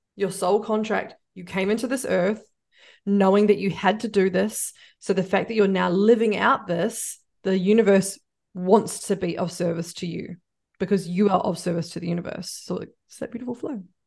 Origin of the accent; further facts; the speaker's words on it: New Zealand; I'm a Kiwi